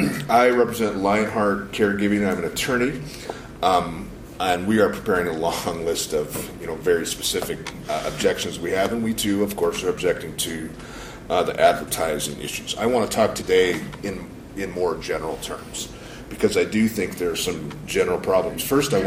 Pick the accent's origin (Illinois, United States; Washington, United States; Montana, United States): Montana, United States; Missoula; And I'm from Missoula.